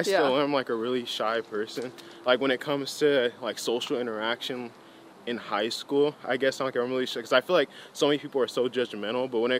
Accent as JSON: {"language": "English", "town": "Apple Valley", "region": "California", "country": "United States", "tie": "born or raised there", "also_born_or_lived": "Gardena, California", "said": "I was born in Gardena. But since they didn't really like the environment, some stuff happened. So then they're just like, you know, we want you to grow up in a safe and diverse environment. So we're going to move to the middle of nowhere, which is Apple Valley"}